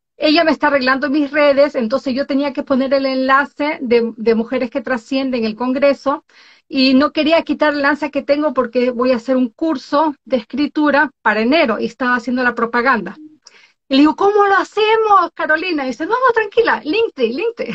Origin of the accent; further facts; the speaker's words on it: Galápagos, Ecuador; now in Oslo, Norway; soy de Ecuador, nacida en Galápagos, vivo en Noruega, Oslo, Noruega, desde hace muchos años atrás